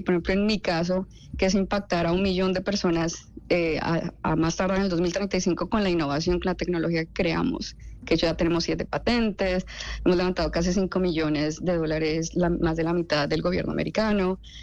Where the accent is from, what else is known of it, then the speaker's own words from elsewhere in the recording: Neiva, Huila, Colombia; moved away; also born or lived in Bogotá; yo soy de Neiva, soy hija de dos médicos